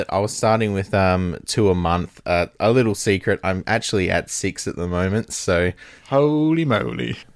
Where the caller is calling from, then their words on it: Western Australia, Australia; I am in the kangaroo hopping Australia, um, specifically